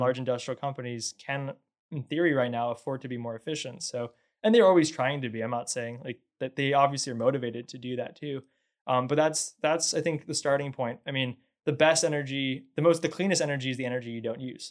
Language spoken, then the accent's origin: English; Northeast, United States; moved away as an adult; now in Houston, United States; I grew up in the Northeast, so I, I'm not from Texas or Houston